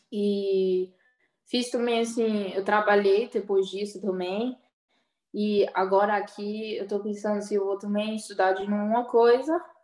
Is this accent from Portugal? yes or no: no; Brazil; Eu acho é porque eu sou brasileira, né?